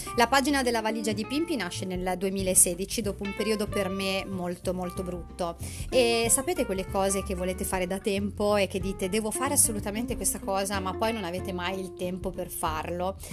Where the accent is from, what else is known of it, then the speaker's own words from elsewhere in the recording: Emilia-Romagna, Italy; alla mia terra, quindi alla, alla Romagna